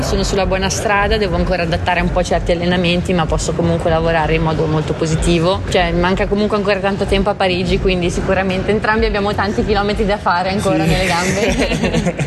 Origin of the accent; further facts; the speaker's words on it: Ticino, Switzerland; come ticinesi possiamo veramente essere fieri di avere qualcosa del genere qua da noi